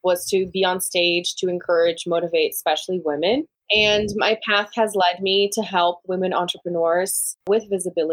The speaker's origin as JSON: {"language": "English", "country": "Brazil", "tie": "born or raised there", "second_language": "English", "moved": "as an adult", "lives_now": "United States", "said": "I'm from Brazil originally, born and raised"}